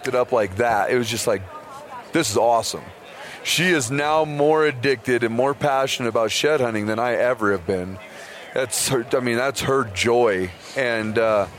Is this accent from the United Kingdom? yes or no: no; Idaho, United States; I'm pretty much born and raised. I'm from Idaho, hunted most of my life